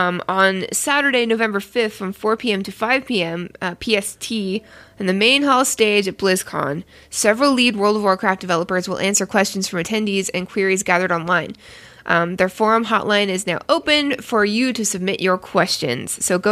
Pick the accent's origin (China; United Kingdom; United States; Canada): Canada; I don't know. I'm Canadian. I don't know. fucking weird accents.